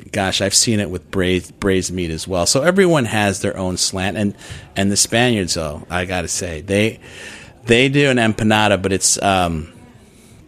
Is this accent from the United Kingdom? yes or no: no; Chicago, Illinois, United States; moved away; I grew up in Chicago